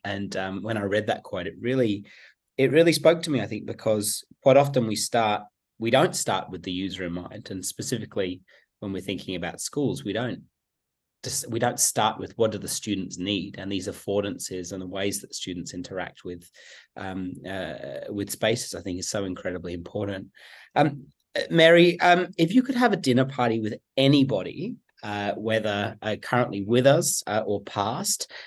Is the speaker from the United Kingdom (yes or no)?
yes; England, United Kingdom; now in Sydney, Australia; I myself am English as well